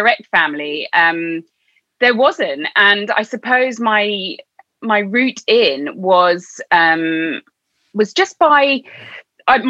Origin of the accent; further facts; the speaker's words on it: Orpington, London, United Kingdom; I grew up in England. I grew up just outside London. It's a little town called Orpington